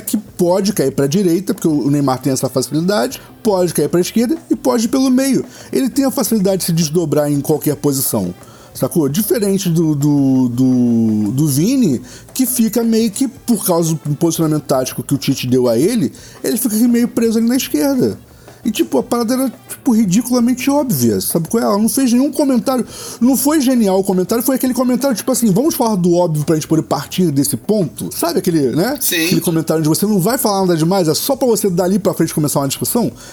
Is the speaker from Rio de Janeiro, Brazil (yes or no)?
yes; Rio de Janeiro, Brazil; Eu sou, eu sou o típico fluminense.